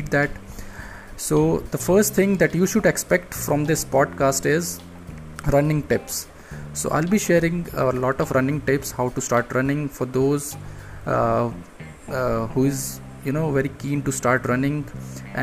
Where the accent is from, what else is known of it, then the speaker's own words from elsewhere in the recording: India; I'm from India